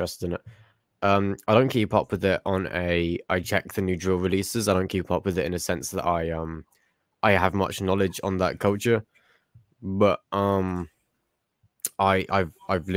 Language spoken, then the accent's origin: English; England, United Kingdom